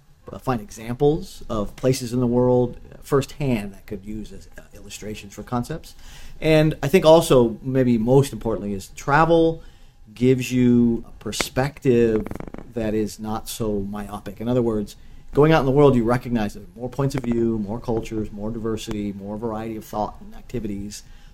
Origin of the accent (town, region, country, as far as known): South Pasadena, California, United States; born or raised there; also born or lived in New York / Central Coast, California / San Francisco Bay Area / Japan